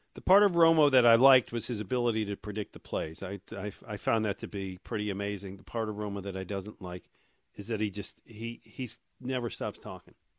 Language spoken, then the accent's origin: English; Buffalo, New York, United States; moved away as an adult; now in Philadelphia, United States; I grew up in Buffalo, but I've lived here for the last thirty-five years.